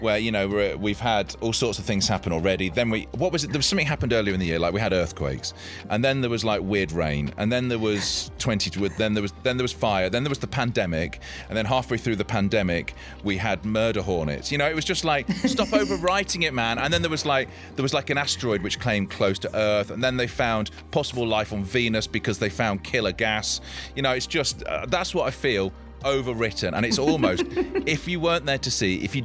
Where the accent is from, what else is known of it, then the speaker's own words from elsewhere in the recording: Leicester, East Midlands, United Kingdom; I grew up in Leicester.